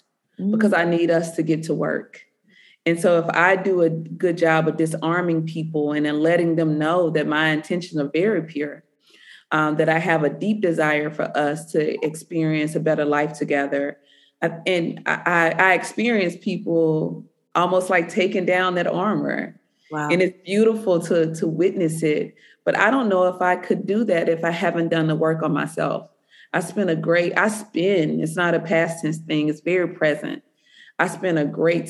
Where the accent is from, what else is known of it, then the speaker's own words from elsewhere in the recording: the South, United States; being a Southerner